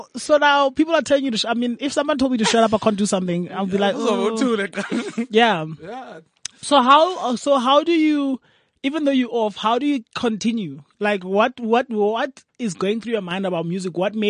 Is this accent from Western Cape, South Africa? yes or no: no; Eastern Cape, South Africa; I'm also from the Eastern Cape.